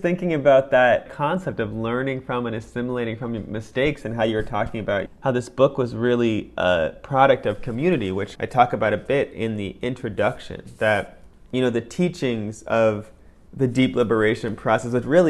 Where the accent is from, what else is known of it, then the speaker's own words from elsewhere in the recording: Oregon, United States; as someone who was a contemporary Western person, growing up in Oregon